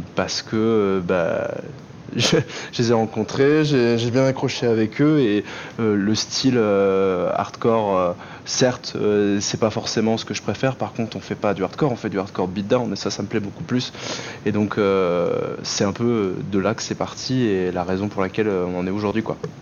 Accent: France; now in Marseille, France; je viens de, l'autre bout de la France

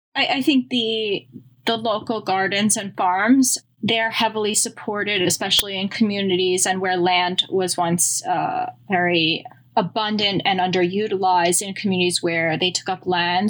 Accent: Long Island, New York, United States; now in Queens, New York, United States; I grew up in Long Island where there was, you know, obviously not the city

